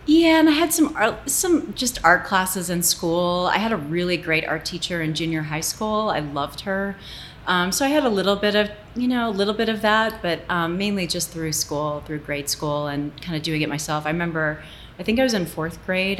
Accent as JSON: {"language": "English", "town": "Toledo", "region": "Ohio", "country": "United States", "tie": "born or raised there", "also_born_or_lived": "Fort Knox, Kentucky / Frankfurt, Germany", "moved": "yes", "lives_now": "Santa Fe, United States", "said": "I basically grew up in um, Toledo"}